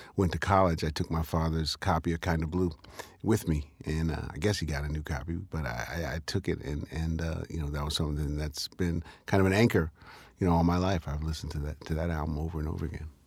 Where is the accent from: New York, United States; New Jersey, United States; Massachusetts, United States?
New York, United States; New York City; I was born here in Harlem